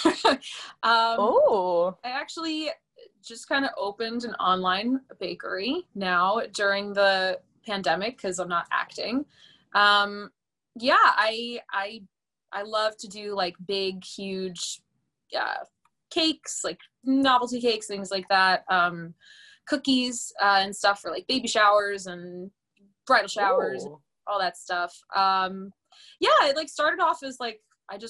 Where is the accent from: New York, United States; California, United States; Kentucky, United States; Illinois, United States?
New York, United States; Long Island; We're also both from Long Island